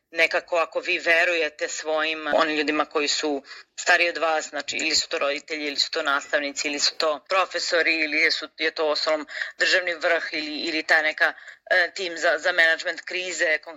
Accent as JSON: {"language": "Croatian", "country": "Serbia", "said": "Kod nas u Srbiji"}